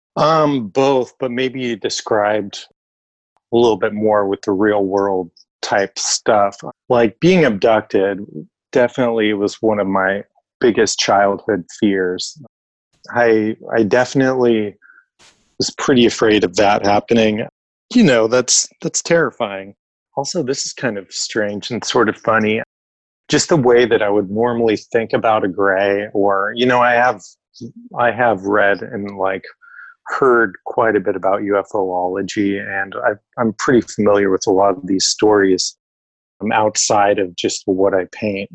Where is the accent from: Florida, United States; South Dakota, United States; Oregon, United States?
Oregon, United States; Most of my family is from Arizona, but I grew up in Oregon